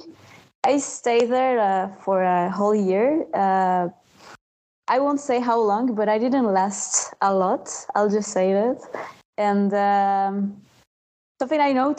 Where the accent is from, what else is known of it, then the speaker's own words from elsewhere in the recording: Mexico; moved away as an adult; now in Montreal, Canada; I grew up in Mexico